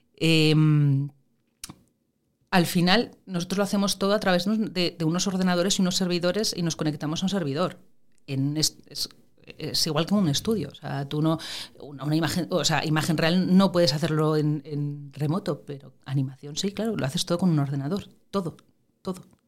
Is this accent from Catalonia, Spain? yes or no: no; Gijón, Asturias, Spain; moved away as an adult; also born or lived in La Riera, Asturias / Madrid; mi familia materna es de Gijón. Yo fui al cual en Gijón y eso, pero yo todos los fines de semana, puentes, vacaciones y tal, iba para la Riera. Y es curioso porque todos los recuerdos que tengo de pequeña, la mayor parte de ellos son de la Riera